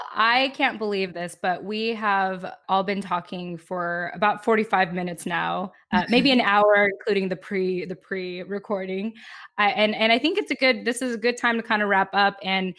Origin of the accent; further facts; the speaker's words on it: United States; maybe I haven't really addressed who I am as a Filipino American woman